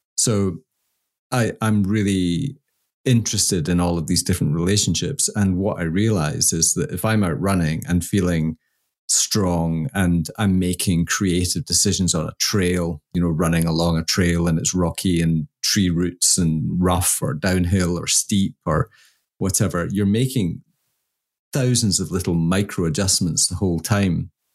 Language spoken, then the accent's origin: English; Scotland, United Kingdom; I'm Scottish